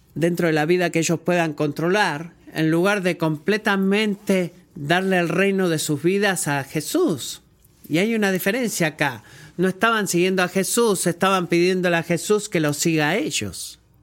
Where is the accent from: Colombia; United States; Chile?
United States; como un americano